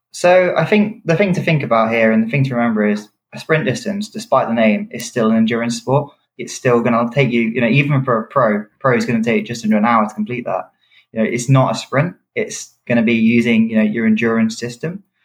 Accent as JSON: {"language": "English", "country": "United Kingdom", "said": "I'm a British athlete"}